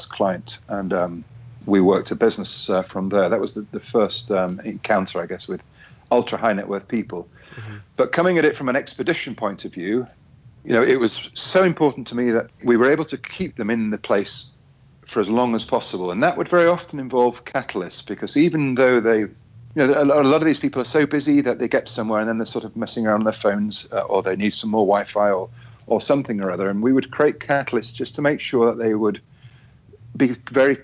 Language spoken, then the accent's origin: English; Yorkshire and the Humber, United Kingdom; from my hometown in Yorkshire